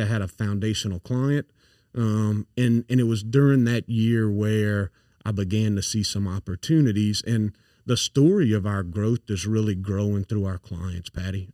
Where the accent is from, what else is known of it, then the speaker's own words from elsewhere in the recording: St. Landry Parish, Louisiana, United States; accent: thick accent; also born or lived in Dallas / Atlanta / New York; now in Baton Rouge, United States; I grew up in St. Landry Parish, so I'm I've got a thick accent